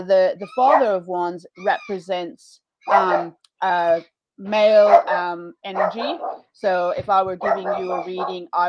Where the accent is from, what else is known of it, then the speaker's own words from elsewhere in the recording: Washington, United States; moved away as an adult; now in Australia; I'm originally from the Pacific Northwest, so Washington State